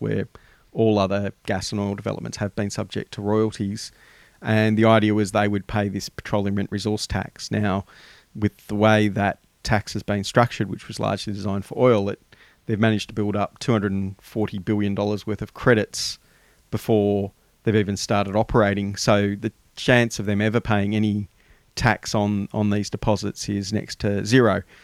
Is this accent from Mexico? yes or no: no; Australia; us as the Australian community